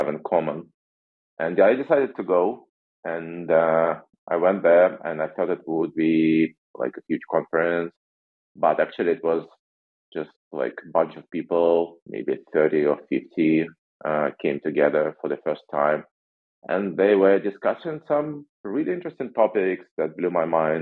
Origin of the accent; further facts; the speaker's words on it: Russia; moved away as an adult; now in United States; I'm originally from Russia